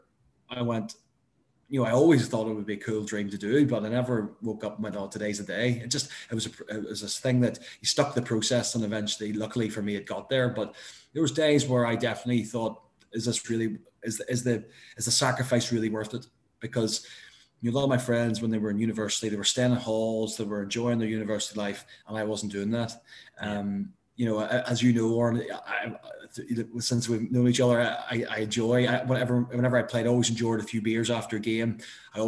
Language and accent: English; Northern Ireland, United Kingdom; I'm a Northern Irish lad